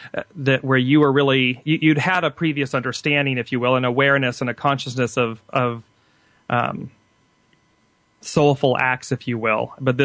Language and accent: English; Midwest, United States; also born or lived in Clayton, New Mexico; I grew up in the Midwest for a little bit and lived in Clayton, New Mexico for some time.